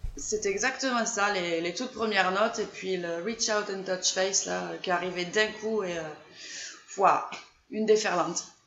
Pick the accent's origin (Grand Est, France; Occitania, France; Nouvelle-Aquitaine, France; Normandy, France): Occitania, France; Gers; accent: southern; je suis du Gers, comme ça s'attend, hein, j'ai l'accent du Sud